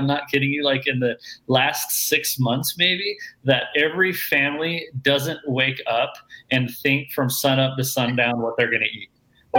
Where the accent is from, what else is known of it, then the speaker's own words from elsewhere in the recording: Utah, United States; moved away as an adult; now in Oregon, United States; Born and raised in Utah